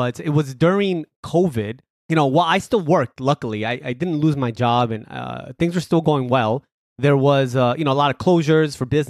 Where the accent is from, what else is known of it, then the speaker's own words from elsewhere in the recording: New York, United States; also born or lived in Colombia; So I was born in Colombia, but I came to the States when I was 5. So when people often ask me, where are you from? It's just easier to say I'm from New York.